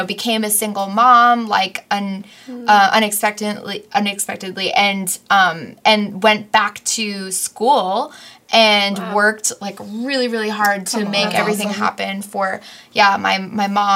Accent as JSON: {"language": "English", "region": "New York", "country": "United States", "said": "we're both from New York"}